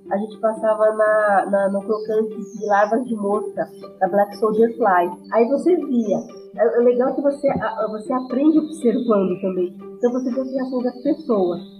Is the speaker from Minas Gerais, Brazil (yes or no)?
no; São Paulo, Brazil; eu sou de São Paulo, assim, São Paulo capital, né?